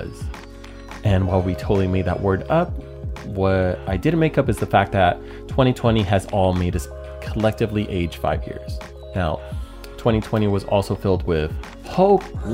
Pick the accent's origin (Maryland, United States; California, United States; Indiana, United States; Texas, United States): California, United States; San Jose; having served my hometown of San Jose for the past 12 years